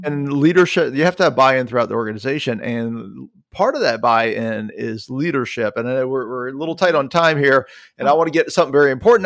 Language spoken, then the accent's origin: English; South Carolina, United States; accent: Southern; I'm from South Carolina